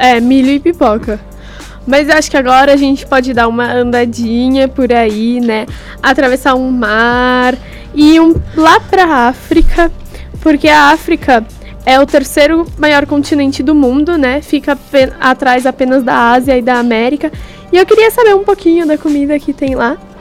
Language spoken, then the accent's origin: Portuguese; Santo André, São Paulo, Brazil; eu que sou de Santo André